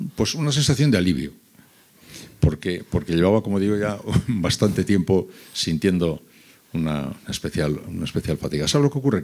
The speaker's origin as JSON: {"language": "Spanish", "town": "San Sebastián", "region": "Basque Country", "country": "Spain", "also_born_or_lived": "Seville", "moved": "yes", "said": "yo soy de San Sebastián, pero viví casi cinco años en Sevilla"}